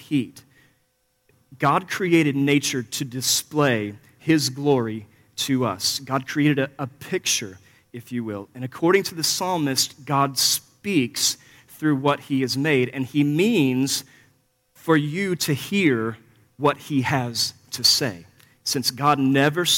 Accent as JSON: {"language": "English", "region": "Missouri", "country": "United States", "tie": "born or raised there", "said": "I grew up here in Missouri, about 4 miles west of the Mississippi, actually, as the crow flies"}